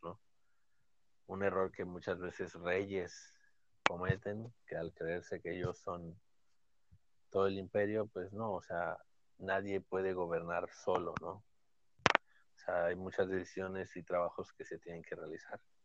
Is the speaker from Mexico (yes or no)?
yes; Mexico; nosotros somos de México